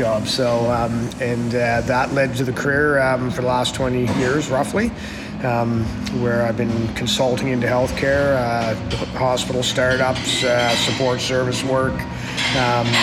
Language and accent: English; Halifax, Nova Scotia, Canada; I grew up in Halifax, Nova Scotia